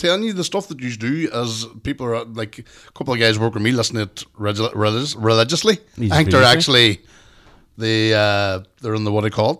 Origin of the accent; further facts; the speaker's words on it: Strabane, Northern Ireland, United Kingdom; growing up in the Ballycommon estate in Straban.